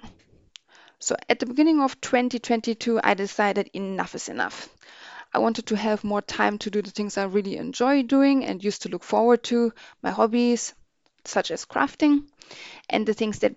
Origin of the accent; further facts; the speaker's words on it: Berlin, Germany; moved away as an adult; now in United Kingdom; I was born and raised in Berlin in Germany, but moved to the UK over 10 years ago